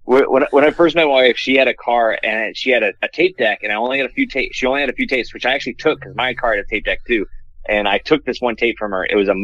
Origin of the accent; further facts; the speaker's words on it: Harrisonburg, Virginia, United States; moved away; So I grew up in Virginia